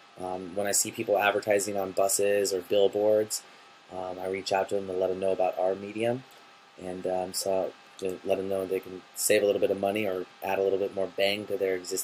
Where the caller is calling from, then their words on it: Seattle, Washington, United States; I'm calling from Seattle, Washington.